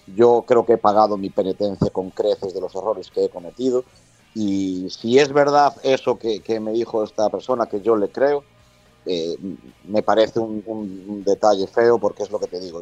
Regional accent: A Coruña, Galicia, Spain; yo soy de La Coruña, puedo viajar todo lo que viaje por el mundo, pero al final La Coruña es La Coruña

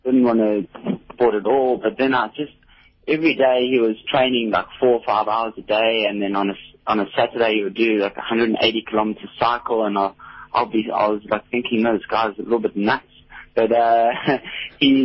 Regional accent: Port Elizabeth, Eastern Cape, South Africa; I'm from Port Elizabeth

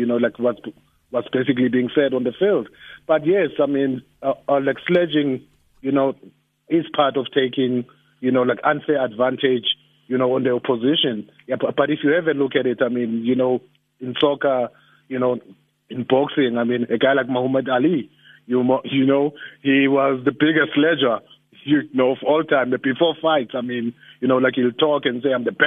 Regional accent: Johannesburg, Gauteng, South Africa; I'm from Orlando as well.

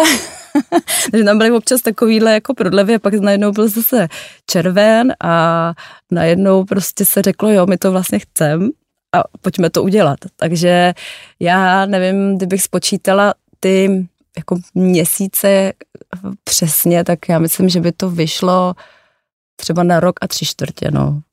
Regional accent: Prague, Czechia; já jsem narozená v Praze

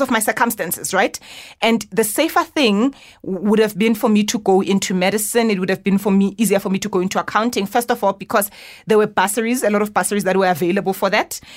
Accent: Johannesburg, Gauteng, South Africa; born in Soweto, grew up in Orlando West

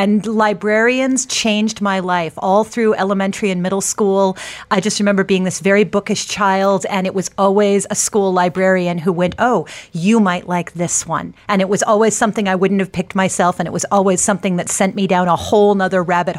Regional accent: United States; I'm a Bollywood aficionado, but I'm an American.

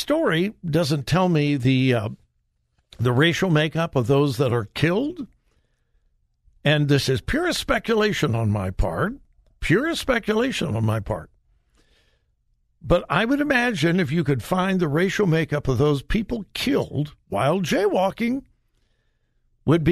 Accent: Los Angeles, California, United States; moved away; I was born and raised in Los Angeles County

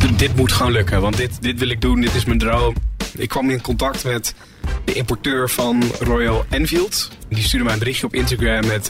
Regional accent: Emmen, Drenthe, Netherlands; moved away as an adult; now in Hilversum, Netherlands; oorspronkelijk kom ik uit Emmen, Drenthe. Ik woon nu iets van acht jaar in Hilversum

